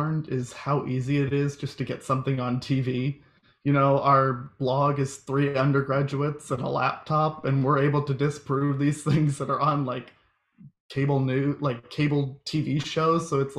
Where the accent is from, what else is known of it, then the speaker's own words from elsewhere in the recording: Iowa, United States; now in Missouri, United States; I'm originally from Iowa.